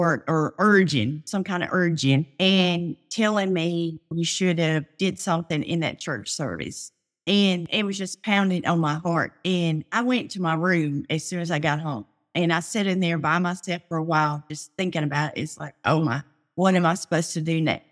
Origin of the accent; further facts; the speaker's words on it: Tennessee, United States; moved away; also born or lived in Louisiana; We lived in Louisiana at the time, and we're originally from Tennessee.